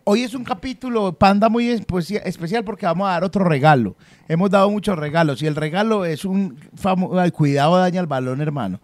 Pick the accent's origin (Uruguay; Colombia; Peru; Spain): Colombia; somos colombianos.